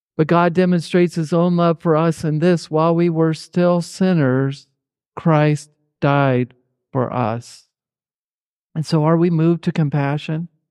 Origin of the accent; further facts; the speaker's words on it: Indianapolis, Indiana, United States; moved away; also born or lived in Fillmore, Minnesota / Harrodsburg, Kentucky; growing up in Indianapolis, Indiana